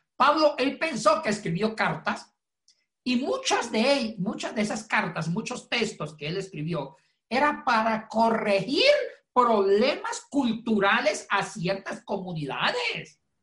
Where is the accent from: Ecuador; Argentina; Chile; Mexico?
Ecuador; now in Puerto Rico; es compatriota, hincha de la Liga de Quito